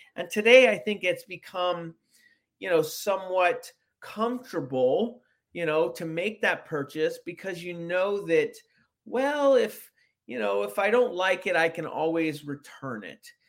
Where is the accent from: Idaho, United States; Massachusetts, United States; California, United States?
California, United States; San Francisco; I grew up in San Francisco